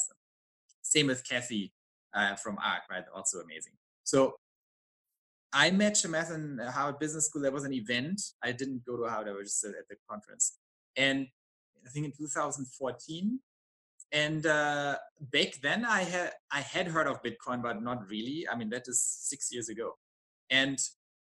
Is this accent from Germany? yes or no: yes; Germany; I'm from Germany